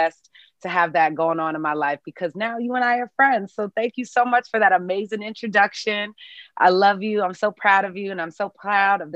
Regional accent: New York City, New York, United States; I grew up playing in New York City.

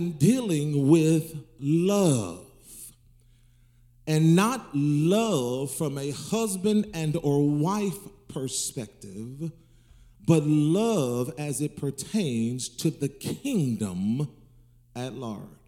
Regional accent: the South, United States; I'm going back to my roots in the South

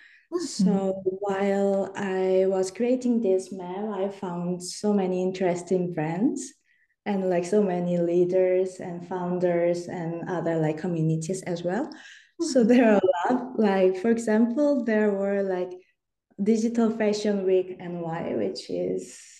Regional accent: Seoul, South Korea; moved away as an adult; now in Busan, South Korea; I'm originally from Seoul and just moved to Busan, South Korea.

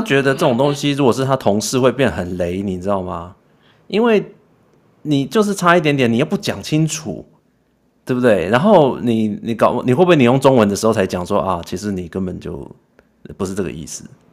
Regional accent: Taiwan; 就跟以前讲我们台湾人嘛

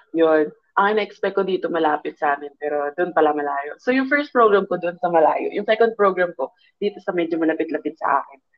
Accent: Philippines; now in Canada; Parang nasa 20 yata kami noon. Siguro 20-30% Canadian. 1% Pilipino ako.

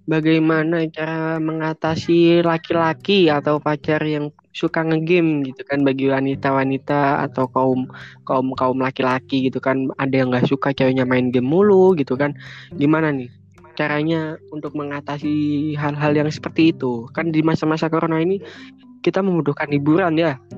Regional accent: Yogyakarta, Special Region of Yogyakarta, Indonesia; gitu kan saya berasal dari kota Jogja gitu

